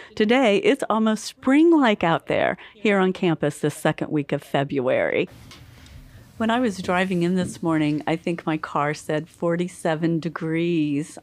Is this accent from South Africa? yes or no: no; Goodwell, Oklahoma, United States; moved away; I'm from the Oklahoma Panhandle, a tiny little university town called Goodwell, Oklahoma